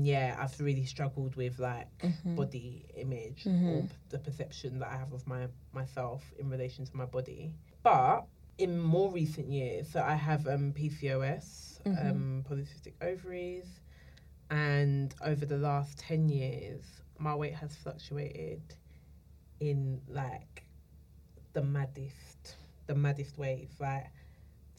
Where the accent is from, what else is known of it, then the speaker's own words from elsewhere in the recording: London, United Kingdom; I'm from Islington